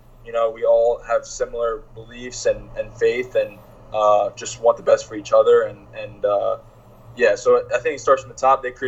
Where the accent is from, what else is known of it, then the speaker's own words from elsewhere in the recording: Princeton, New Jersey, United States; my hometown in Princeton, New Jersey